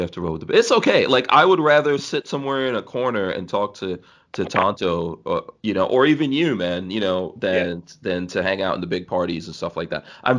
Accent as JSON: {"language": "English", "country": "Guyana", "tie": "born there", "also_born_or_lived": "Nigeria", "said": "You know, I've lived in Nigeria. And like I said, I was born in Guyana."}